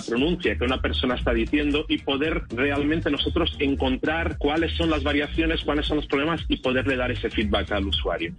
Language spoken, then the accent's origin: Spanish; Spain; yo vengo de España